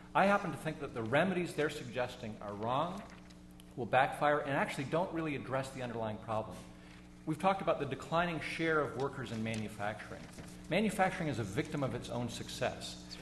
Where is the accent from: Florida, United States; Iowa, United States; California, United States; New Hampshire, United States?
New Hampshire, United States; I'm from New Hampshire